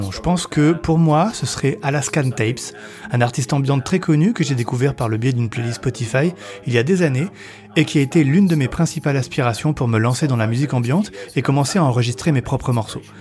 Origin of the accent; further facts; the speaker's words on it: Colchester, East of England, United Kingdom; French is a second language; also born or lived in Newcastle; alors je suis né à Newcastle, mais quand j'avais 4 ans, notre famille a déménagé à Colchester, dans l'Essex. Nous y avons vécu jusqu'à mes 18 ans et nous sommes retournés dans le nord, à Newcastle.